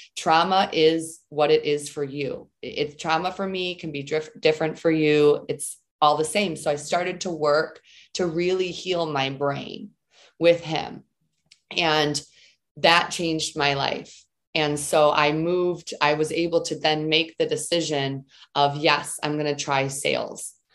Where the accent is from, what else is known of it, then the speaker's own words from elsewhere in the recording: Southeastern Michigan, United States; I grew up in Southeastern Michigan um, you know, lived with my family there, was raised there